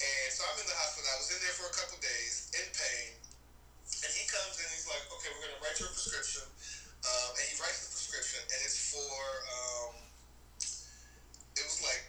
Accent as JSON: {"language": "English", "town": "Charlottesville", "region": "Virginia", "country": "United States", "tie": "born or raised there", "moved": "yes", "said": "I'm from Virginia. I'm from Charlottesville, Virginia"}